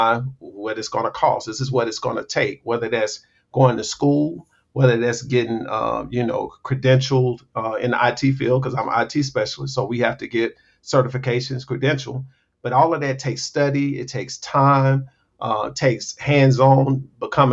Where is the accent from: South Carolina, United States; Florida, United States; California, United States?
South Carolina, United States; moved away as an adult; I'm from South Carolina, but I've never been close to family because I left home at the age of 18